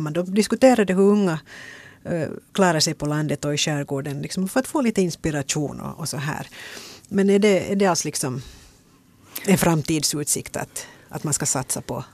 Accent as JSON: {"language": "Swedish", "town": "Ingå", "region": "Uusimaa", "country": "Finland", "said": "Jag är från Ingo"}